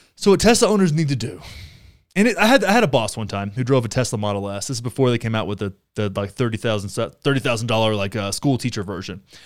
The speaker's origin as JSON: {"language": "English", "region": "Texas", "country": "United States", "tie": "born or raised there", "said": "I grew up in Texas"}